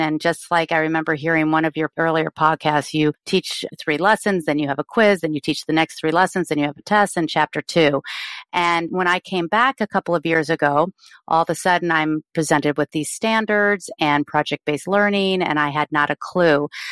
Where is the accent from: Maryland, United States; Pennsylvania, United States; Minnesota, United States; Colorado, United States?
Colorado, United States; moved away as an adult; now in San Diego, United States; I grew up in Colorado and moved here in my thirties